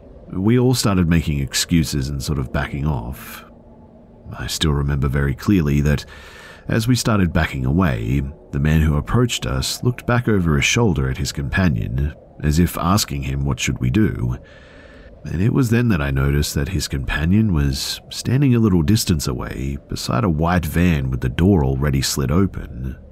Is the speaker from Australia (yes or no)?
yes; Sydney, New South Wales, Australia; also born or lived in Beijing, China; I'm a Chinese woman, but I grew up in Sydney, Australia. However, I was born in Beijing, but on the outskirts of it in a large town called Yungang Residential District, where my mum's family is from.